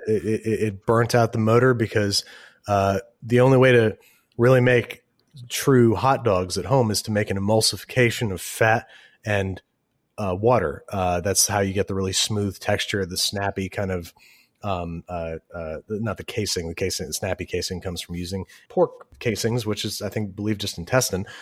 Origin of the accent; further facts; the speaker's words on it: Rochester, New York, United States; I'm from Rochester, New York.